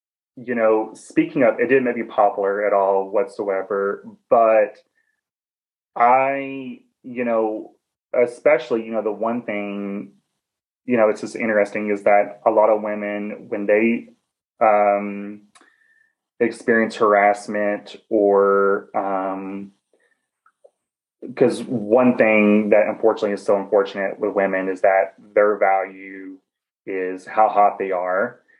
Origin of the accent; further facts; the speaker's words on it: Southern United States, United States; accent: Southern; I'm Southern. I love myself. I loving my accent.